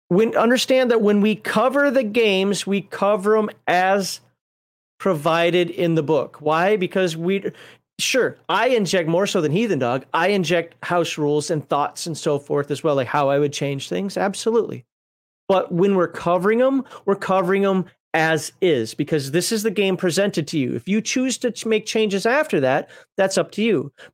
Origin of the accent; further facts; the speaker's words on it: Minnesota, United States; Now that I live in Alabama, you know, as a Minnesotan here living in Alabama, one of the first things I did was like, my guns.